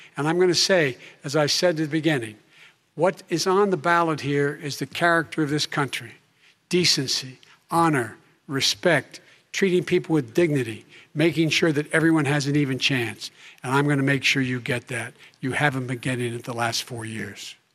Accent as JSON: {"language": "English", "town": "Claymont", "region": "Delaware", "country": "United States", "tie": "born or raised there", "also_born_or_lived": "Scranton, Pennsylvania"}